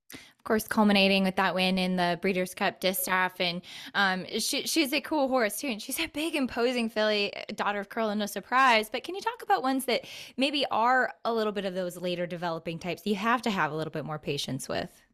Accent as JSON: {"language": "English", "region": "Connecticut", "country": "United States", "tie": "born or raised there", "moved": "yes", "lives_now": "Florida, United States", "said": "I'm born and raised in Connecticut"}